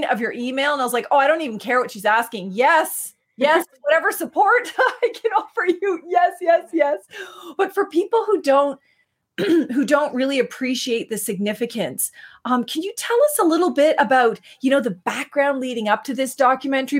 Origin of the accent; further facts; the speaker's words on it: Ugpi'ganjig, northern New Brunswick, Canada; I'm from Ugbaganjig in northern New Brunswick, Eel River Bar First Nation